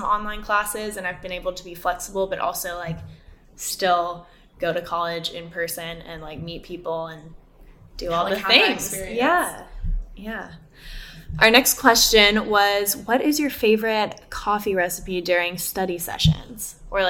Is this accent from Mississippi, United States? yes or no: no; Austin, Texas, United States; I feel like I went to a very quote unquote safe school because I'm literally from Austin. My parents live 20 minutes away from me.